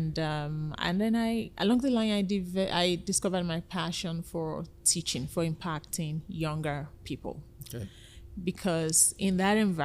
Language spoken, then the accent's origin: English; Nigeria; moved away as an adult; now in Canada; I'm originally from Nigeria